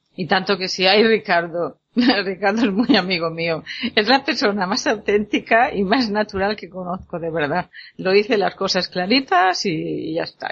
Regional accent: La Pobla del Duc, Valencian Community, Spain; en mi pueblo

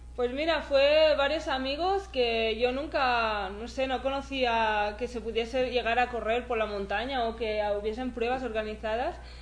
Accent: Spain; empecé a correr carreras un poco pues más regionales por mi pueblo y, y luego ya al año siguiente ya algo más nacional por España

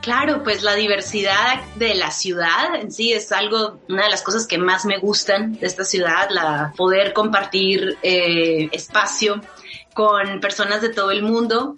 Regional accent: Monterrey, Nuevo León, Mexico; first language Spanish; moved away as an adult; now in New York, United States; yo soy de México, soy de la ciudad de Monterrey, en el norte de México

